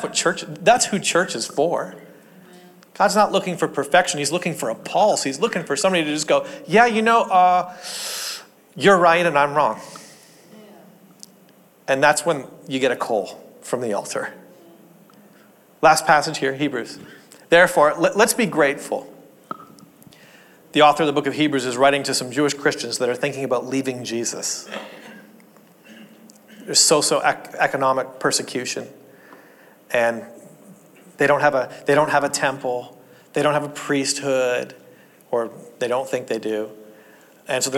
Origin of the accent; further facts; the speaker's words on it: Ontario, Canada; also born or lived in Portland, Oregon; I grew up in Canada, and Canada's freezing cold